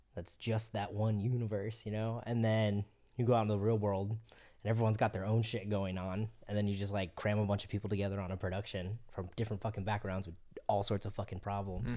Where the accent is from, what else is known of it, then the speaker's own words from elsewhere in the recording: Florida, United States; moved away as an adult; also born or lived in Colorado; I'm originally from Florida